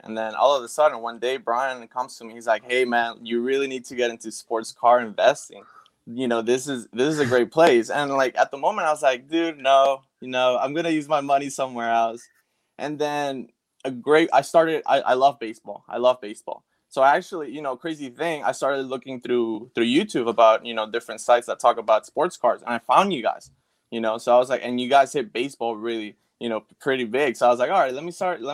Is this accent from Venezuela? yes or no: yes; Venezuela; me being Venezuelan